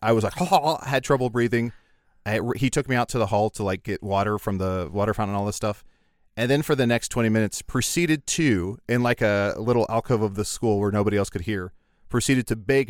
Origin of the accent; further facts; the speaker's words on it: Kewaunee, Wisconsin, United States; I remember in where I grew up in Kewaunee and other places, anytime there was a substitute, and I think this is universal